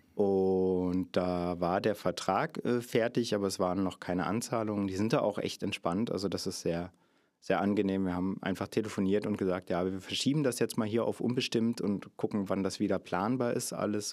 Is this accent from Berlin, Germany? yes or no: no; Cottbus, Brandenburg, Germany; Ich äh, komme aus dem hier schon äh, oft erwähnten Sachsendorf, auch in Cottbus, der südliche Stadtteil, den wir haben